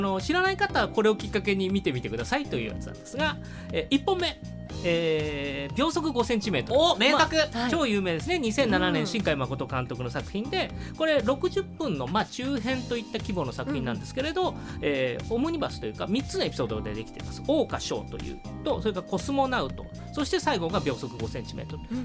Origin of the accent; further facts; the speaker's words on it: Shizuoka, Japan; 僕静岡県出身